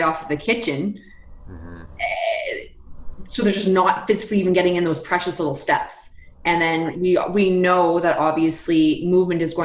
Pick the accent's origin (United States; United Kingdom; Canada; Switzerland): Canada; we're Canadian